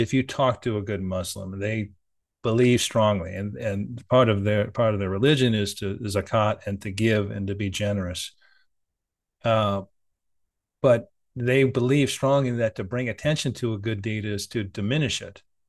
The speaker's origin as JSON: {"language": "English", "country": "United States", "said": "as an American"}